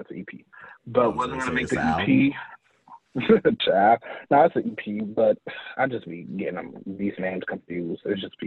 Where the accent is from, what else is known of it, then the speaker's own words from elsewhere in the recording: Grand Rapids, Michigan, United States; I am from Michigan. I am in this unknown city called Grand Rapids, which is like 2 hours from Detroit